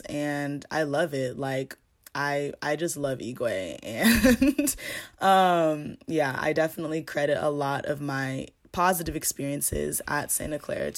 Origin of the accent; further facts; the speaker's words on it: Ghana; You know, I'm African, I'm Ghanaian, and I've never had, you know, other African friends like this.